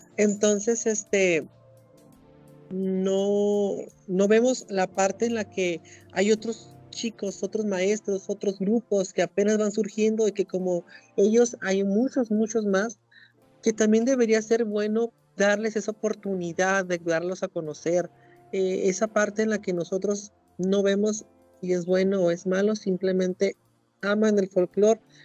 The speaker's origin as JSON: {"language": "Spanish", "town": "Mulegé", "region": "Baja California Sur", "country": "Mexico", "moved": "as an adult", "lives_now": "La Paz, Mexico", "said": "yo soy de Baja California Sur, en un lugar que se llama Mulegé, que es al norte, del municipio"}